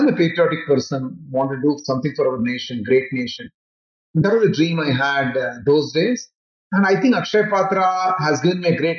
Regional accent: Nagpur, Maharashtra, India; I would say one of the great places to live in India is Nagpur. So my childhood was very good.

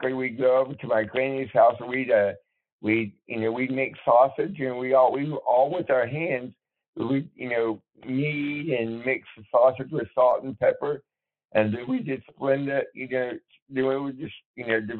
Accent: Bandera, Texas, United States; also born or lived in Fort Worth, Texas; I was born in Fort Worth, but my family was raised in near San Antonio in a small town called Bandera

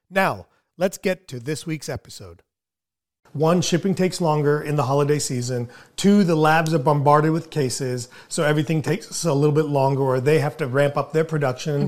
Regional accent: India; moved away; as an Indian, as an immigrant

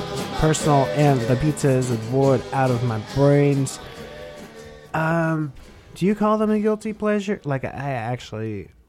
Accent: Indiana, United States; my home state of Indiana

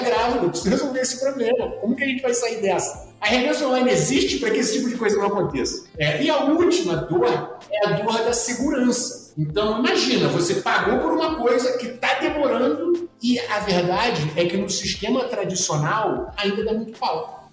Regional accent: Rio de Janeiro, Brazil; accent: carioca; moved away as an adult; also born or lived in United States / China / Canada; primeiro o sotaque não, não deixa mentir. Eu sou carioca, nasci no Rio

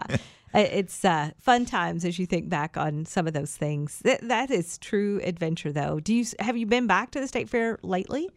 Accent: Kentucky, United States; I'm from Kentucky.

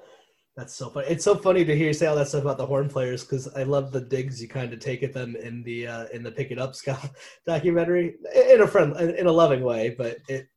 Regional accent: Meriden, Connecticut, United States; I'm from Meriden

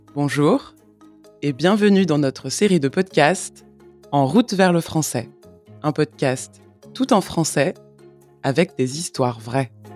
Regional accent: France; je suis française

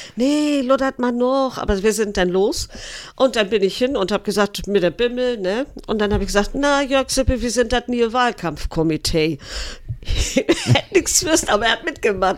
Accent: Eckernförde, Schleswig-Holstein, Germany; ich bin hier geboren in Eckernförde, bin hier aufgewachsen.

